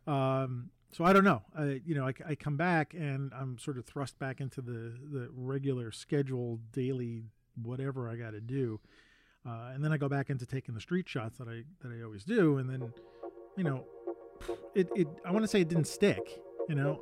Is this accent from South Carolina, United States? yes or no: no; New York City, New York, United States; I grew up in Manhattan